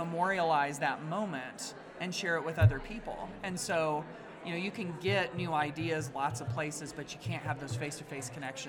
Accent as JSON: {"language": "English", "region": "West Central Indiana", "country": "United States", "said": "I'm from West Central Indiana."}